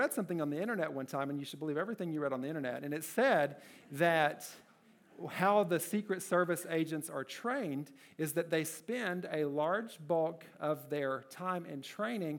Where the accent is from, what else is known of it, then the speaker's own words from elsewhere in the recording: Kentucky, United States; My first job, I worked at a gas station in my hometown in Kentucky